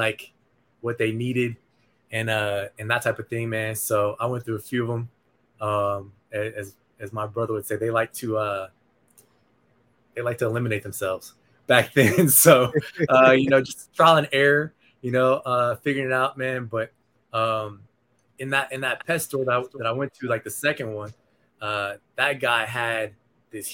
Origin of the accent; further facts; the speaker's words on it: Nebraska, United States; moved away as an adult; now in Arizona, United States; I grew up in Nebraska, man. I moved out to Arizona in 2003 after I graduated from college.